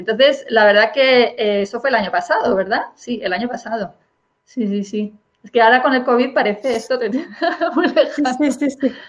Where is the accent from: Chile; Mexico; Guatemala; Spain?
Spain; yo, por ejemplo, soy una profesora española que doy clases de inglés